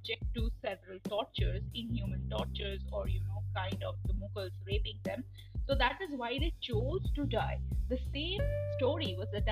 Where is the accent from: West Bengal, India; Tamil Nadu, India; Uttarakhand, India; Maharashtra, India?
West Bengal, India; Kolkata; That is exactly where I was born and brought up in Calcutta